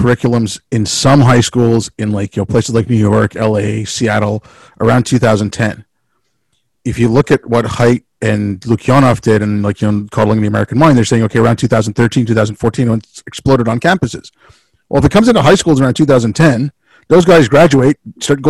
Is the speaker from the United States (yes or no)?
no; India; moved away; when I was growing up in India